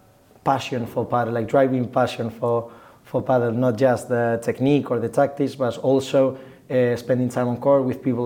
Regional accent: Getafe, Community of Madrid, Spain; I'm from Madrid, Getafe in concrete, so it's like 10 minutes away from Madrid

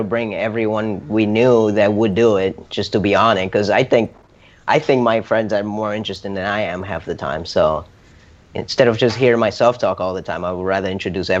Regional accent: North Miami Beach, Florida, United States; the city most of us grew up in. Because most of us are from the same area, from North Miami Beach

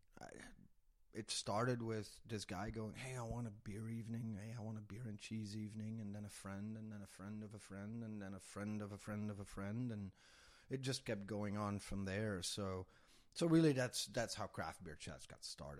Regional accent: Belgium; moved away as an adult; now in Texas, United States; I'm from Belgium, born and raised in Belgium

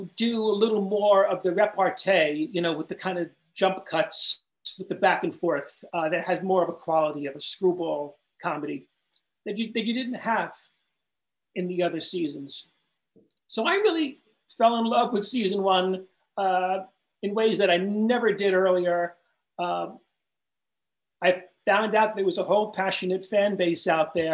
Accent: Long Island, New York, United States; I grew up out in Long Island

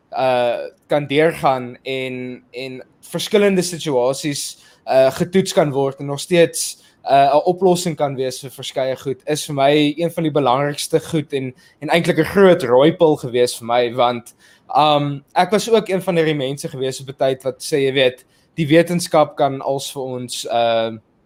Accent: South Africa; ons is al twee uh nuutgebore of, of vrygebore Suid-Afrikaners en ons het uh in hierdie nuwe demokrasie is ons gebore

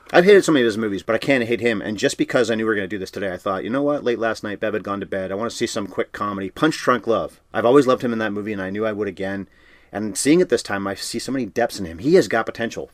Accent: Canada; We're Canadian.

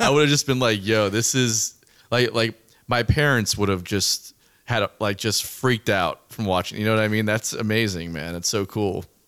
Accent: South Florida, United States; I'm from South Florida

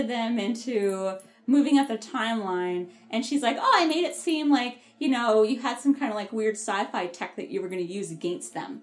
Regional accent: Ottawa, Ontario, Canada; I'm from Ottawa

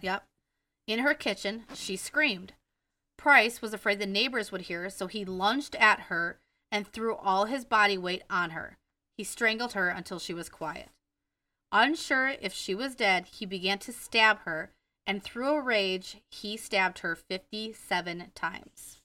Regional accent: Wisconsin, United States; accent: Wisconsin; My Wisconsin accent

